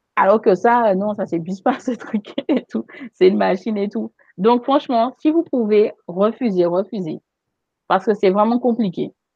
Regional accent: Guadeloupe; chez nous en Guadeloupe

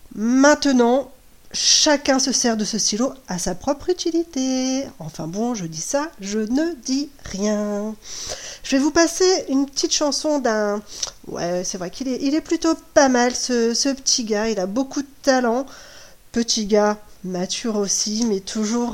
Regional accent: Brittany, France; chez nous en Bretagne

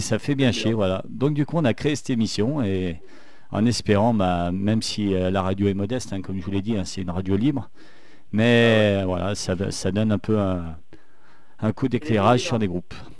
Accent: Saint-Étienne, Auvergne-Rhône-Alpes, France; accent: stéphanois; avec mon accent stéphanois

